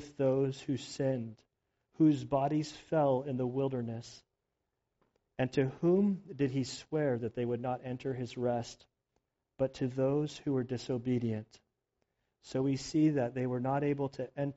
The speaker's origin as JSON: {"language": "English", "country": "United States", "said": "as like an American"}